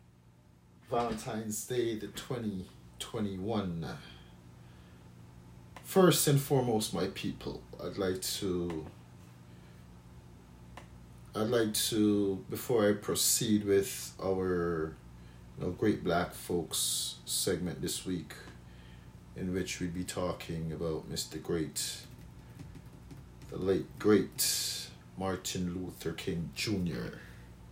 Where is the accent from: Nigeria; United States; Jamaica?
Jamaica; I grew up knowing in Jamaica